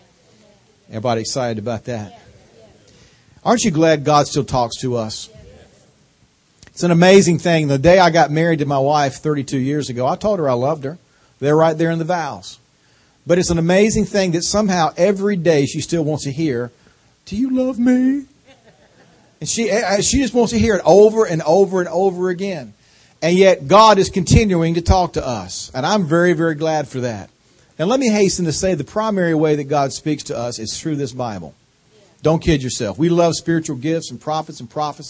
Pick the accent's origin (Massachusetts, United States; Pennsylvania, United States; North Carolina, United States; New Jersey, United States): North Carolina, United States; accent: southern drawl; moved away as an adult; now in Washington, D.C., United States; I got this accent from living 45 years in North Carolina